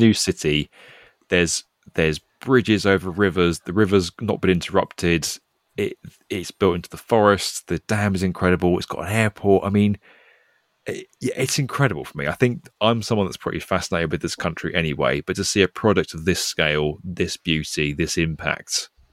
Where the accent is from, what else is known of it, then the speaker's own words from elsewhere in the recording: United Kingdom; accent: British; I'm British